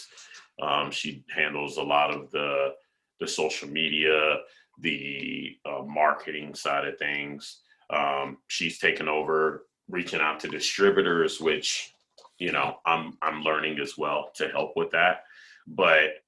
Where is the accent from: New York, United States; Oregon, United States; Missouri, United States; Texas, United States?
Texas, United States; I'm from Texas. I say things weird.